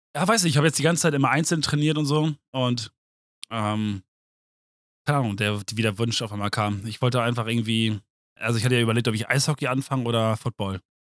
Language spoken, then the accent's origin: German; Germany; ich bin Deutscher